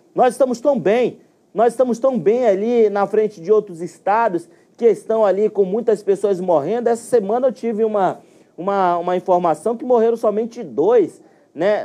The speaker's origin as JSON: {"language": "Portuguese", "town": "Manaus", "region": "Amazonas", "country": "Brazil", "tie": "born or raised there", "said": "Ouro Verde ali no meu bairro, onde eu nasci e me criei"}